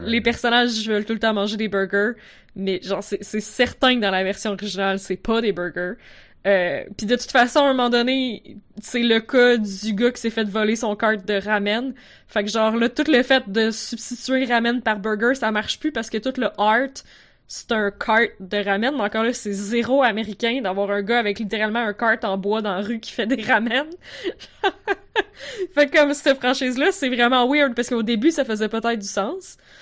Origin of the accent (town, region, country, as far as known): Quebec, Canada; accent: Quebec